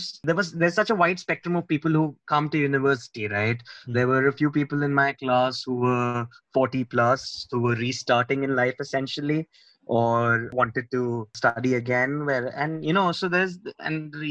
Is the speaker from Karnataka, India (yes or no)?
no; Mumbai, Maharashtra, India; moved away as an adult; also born or lived in London; I'm born and brought up in Mumbai